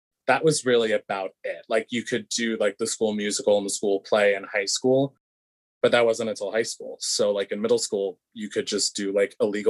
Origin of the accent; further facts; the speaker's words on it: Lindenhurst, New York, United States; I sure was. Lindenhurst, New York, Long Island.